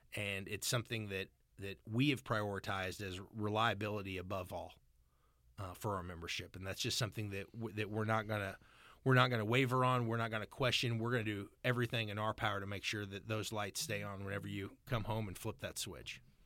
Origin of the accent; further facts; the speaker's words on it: California, Missouri, United States; also born or lived in Washington, D.C.; grew up just outside California, Missouri